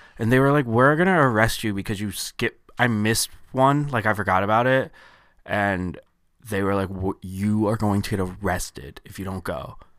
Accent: Syracuse, New York, United States; born there; I think I was born in Syracuse.

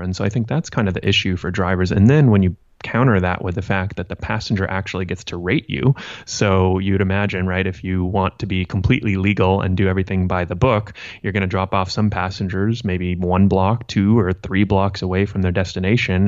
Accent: Santa Monica, California, United States; I grew up in Santa Monica

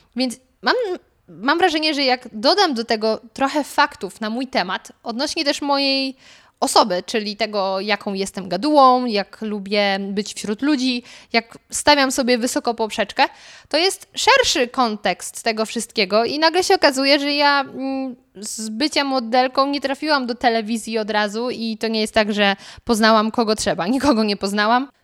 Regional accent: Lower Silesian Voivodeship, Poland; moved away; ja pochodzę z Dolnego Śląska

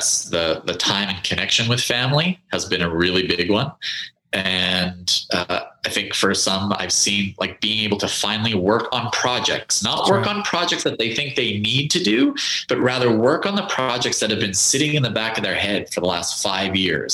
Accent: Canada; now in United States; I'm originally from Canada

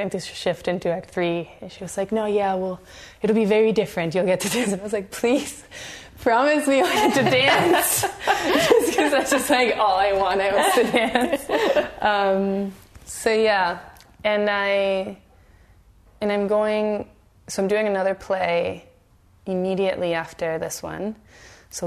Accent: Venezuela; moved away as an adult; now in Canada; I grew up in Venezuela

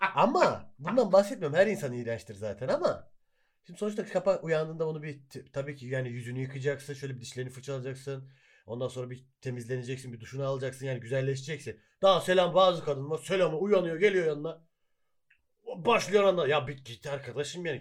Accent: Hatay, Turkey; Hataylıyız biz.

